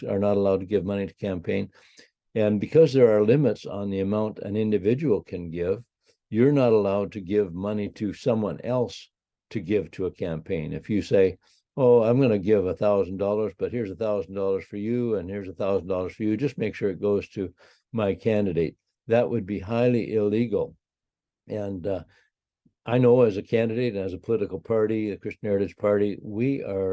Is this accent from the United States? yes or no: no; Canada; I'm a Canadian politician